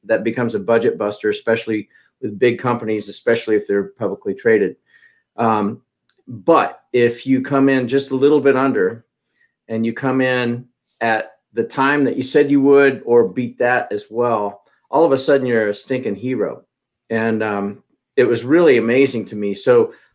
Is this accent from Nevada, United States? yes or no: no; Kansas, United States; now in Charlotte, United States; I'm from Kansas originally